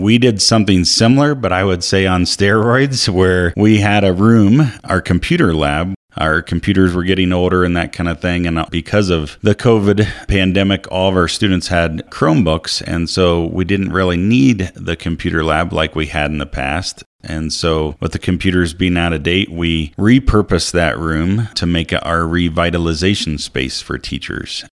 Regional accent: Ohio, United States; moved away as an adult; also born or lived in Colorado Springs, Colorado / Brush, Colorado; now in Monte Vista, United States; I grew up in a small town in Ohio

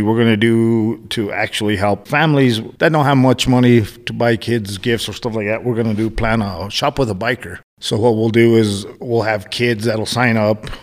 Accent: Garcia, Colorado, United States; I was born and raised here in the valley. I'm from Garcia, Colorado.

